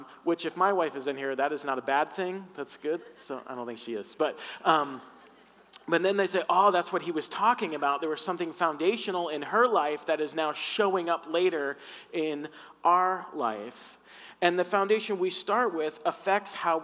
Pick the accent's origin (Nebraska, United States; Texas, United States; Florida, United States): Florida, United States; I grew up in the South in Florida